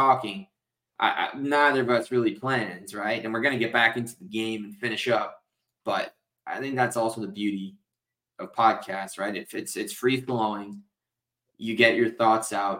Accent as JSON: {"language": "English", "country": "United States", "tie": "born or raised there", "said": "you and I both growing up in the New Jersey, New York area"}